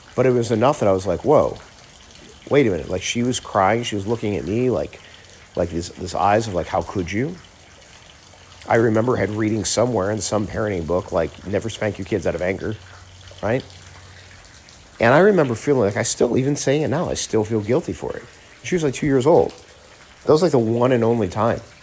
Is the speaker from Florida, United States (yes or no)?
yes; Miami, Florida, United States; moved away as an adult; now in Phoenix, United States; I grew up in South Florida, in Miami